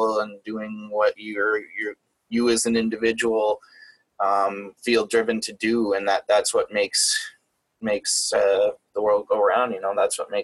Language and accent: English; Canada; I'm Canadian, so I'm not in the States